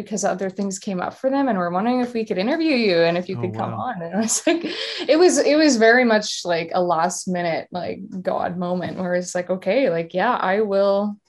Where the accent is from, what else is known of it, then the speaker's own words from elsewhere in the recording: Winnipeg, Manitoba, Canada; Oh my goodness. Well, home sweet home. We are known for our cold weather here, yeah.